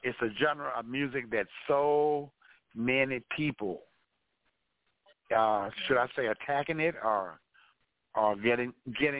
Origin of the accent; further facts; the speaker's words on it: Arkansas, United States; also born or lived in Champaign, Illinois; now in Jackson, United States; I was born and raised in Arkansas, but I hail from Champaign, Illinois. I'm living in Jackson, Mississippi now.